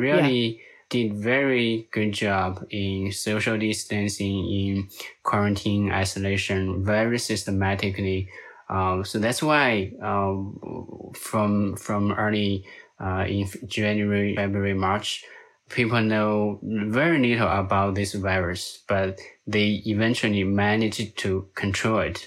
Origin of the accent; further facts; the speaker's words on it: Hubei, China; now in United States; I'm originally from China, and I'm actually from that exact province where the first COVID nineteen case was reported.